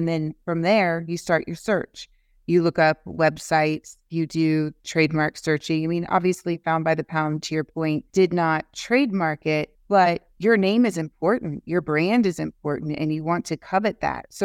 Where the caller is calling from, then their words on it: England, United Kingdom; in Europe, I'm speaking from England